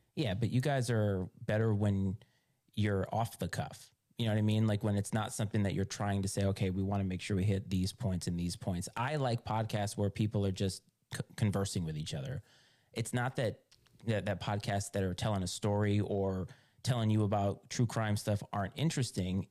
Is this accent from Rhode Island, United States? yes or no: yes; Rhode Island, United States; moved away as an adult; also born or lived in Virginia; I grew up in Rhode Island